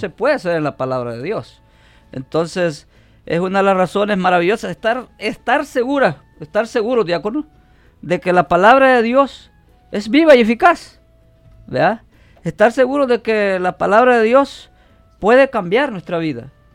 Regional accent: El Salvador; now in Omaha, United States; soy salvadoreño

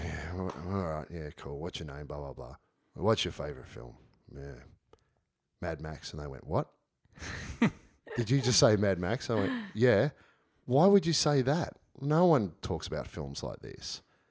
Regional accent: Shepparton, Victoria, Australia; I grew up in Shepparton

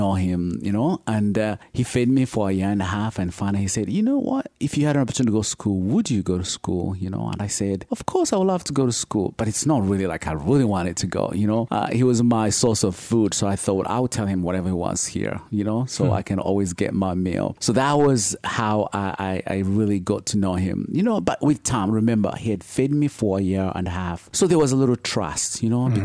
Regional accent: Uganda; now in United States; I'm originally from Uganda, so born and raised in Uganda

